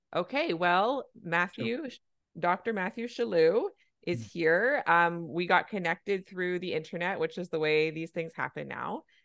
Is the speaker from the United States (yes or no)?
no; Canada; I'm a Canadian family physician